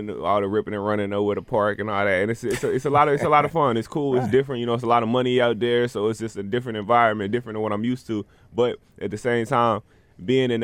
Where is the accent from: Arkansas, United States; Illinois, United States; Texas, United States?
Arkansas, United States; I'm from Arkansas